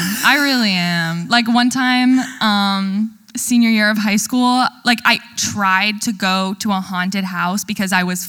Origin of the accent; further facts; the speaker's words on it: Ohio, United States; And so we are from Ohio.